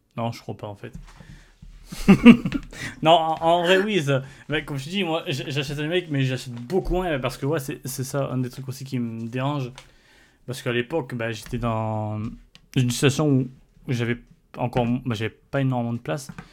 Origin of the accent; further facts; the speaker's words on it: France; en tant que Français